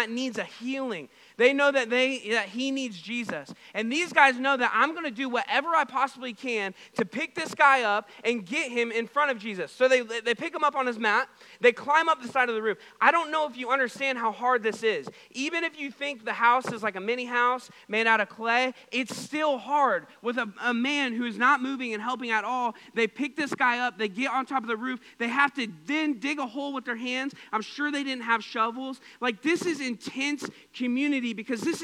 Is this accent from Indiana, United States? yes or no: no; Missouri, United States; We're from Missouri